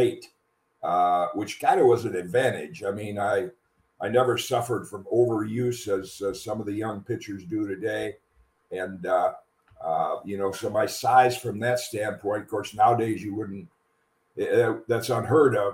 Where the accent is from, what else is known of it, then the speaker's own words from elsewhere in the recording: 4 miles from Hope College, Michigan, United States; the local school 4 miles from my hometown was Hope College